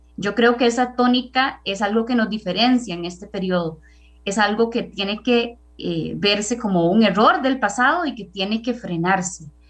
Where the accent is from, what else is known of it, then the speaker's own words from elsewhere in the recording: Naranjo, Alajuela, Costa Rica; yo soy de Naranjo